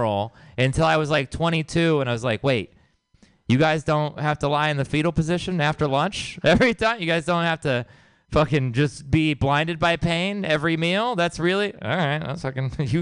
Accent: Houston, Texas, United States; now in San Francisco, United States; I'm from Texas. I'm from Houston, Texas

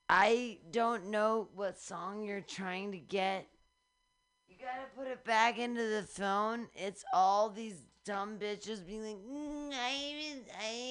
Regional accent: Michigan, United States; I'm from Michigan.

